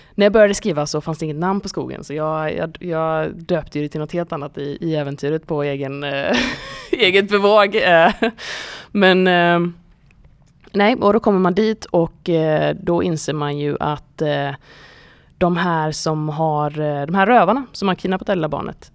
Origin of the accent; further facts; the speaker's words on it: Gothenburg, Västra Götaland, Sweden; jag är från Göteborg